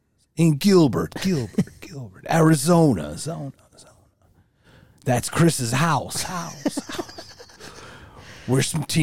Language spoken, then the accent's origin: English; Czechia; I hate being so sexy, but I am from Czech Republic.